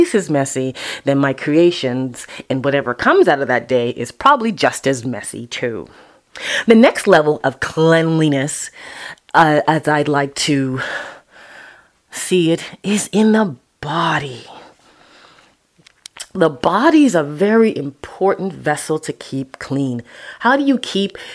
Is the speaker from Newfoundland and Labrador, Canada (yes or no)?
no; Toronto, Ontario, Canada; Sundays at Epworth in Toronto, Canada, and Scarborough